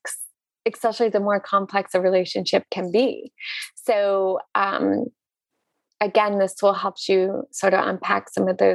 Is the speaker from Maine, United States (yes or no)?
yes; Northern Maine, United States; I was born and raised in Northern Maine, which is essentially the North Pole, the Arctic.